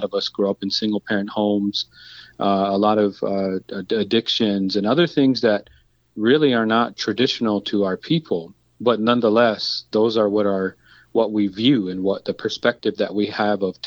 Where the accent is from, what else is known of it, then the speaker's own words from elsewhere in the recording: Crow Creek Sioux Tribe, South Dakota, United States; I come from the Crow Creek Sioux Tribe. We're known as the Hunkpati Dakota Nation